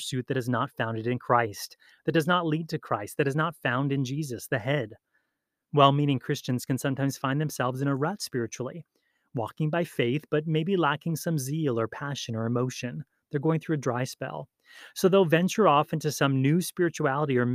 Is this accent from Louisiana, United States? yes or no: no; Hawaii, United States; Growing up in Hawaii